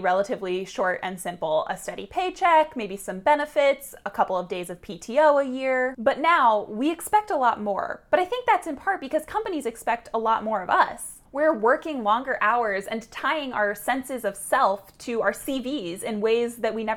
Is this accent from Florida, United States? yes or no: yes; Florida, United States; my home state of Florida